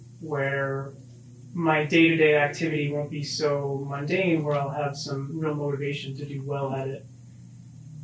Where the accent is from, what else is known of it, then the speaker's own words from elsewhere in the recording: Levittown, Pennsylvania, United States; I'm from Levittown, Pennsylvania. I went to Hensbury High School.